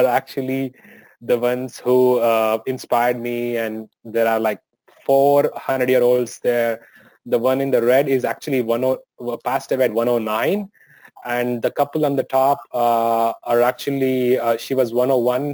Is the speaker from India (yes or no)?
yes; India; moved away as an adult; now in United States; living in India and growing up in India, that makes a lot of difference